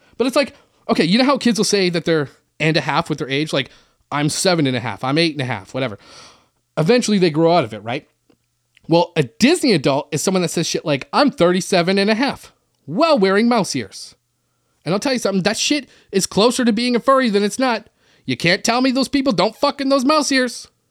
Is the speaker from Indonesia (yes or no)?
no; Canada; I'm from Canada where everybody plays hockey